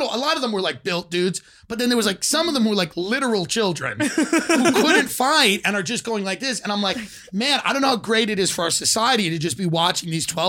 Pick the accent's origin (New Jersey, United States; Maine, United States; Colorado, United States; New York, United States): New York, United States; Long Island; Island, New York.